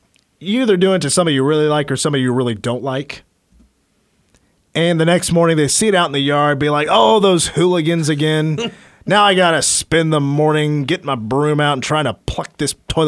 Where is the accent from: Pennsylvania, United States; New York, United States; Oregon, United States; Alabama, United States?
Alabama, United States; accent: Auburn; Did you hear that accent? That was my Auburn accent. That's my Southern Alabama.